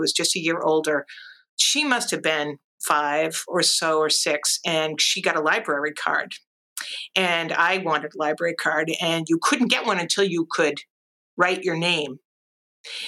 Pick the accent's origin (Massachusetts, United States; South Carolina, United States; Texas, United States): Massachusetts, United States; Fitchburg; moved away; I grew up in Massachusetts in a mill town called Fitchburg, which is up in the north central part of the state